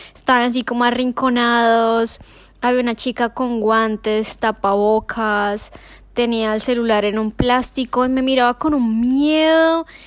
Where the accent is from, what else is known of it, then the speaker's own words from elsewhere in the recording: Colombia; moved away; soy colombiana